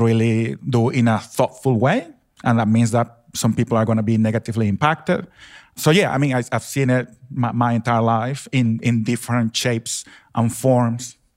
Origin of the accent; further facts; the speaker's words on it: Venezuela; now in Australia; I grew up in Venezuela, in South America